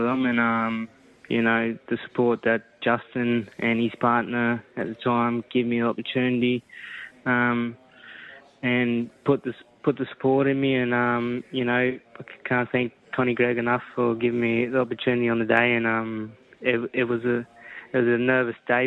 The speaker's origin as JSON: {"language": "English", "town": "Brewarrina", "region": "New South Wales", "country": "Australia", "tie": "born or raised there", "also_born_or_lived": "Dubbo", "said": "I grew up in a little town called Brewarrina, far northwest of New South Wales."}